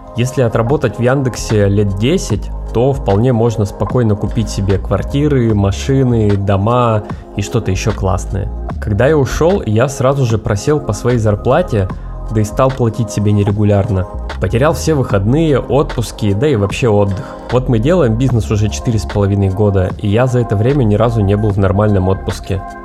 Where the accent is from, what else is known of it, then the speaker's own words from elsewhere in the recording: Yekaterinburg, Sverdlovsk Oblast, Russia; moved away as an adult; now in Miami, United States; мы все из Екатеринбурга